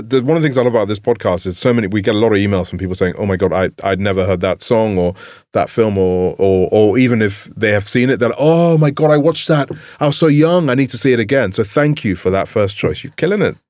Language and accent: English; England, United Kingdom; growing up in England